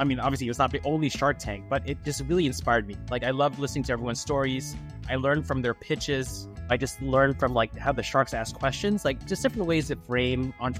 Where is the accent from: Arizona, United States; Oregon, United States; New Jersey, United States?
New Jersey, United States; also born or lived in Philippines; I was born in the Philippines and raised in the exotic land of New Jersey.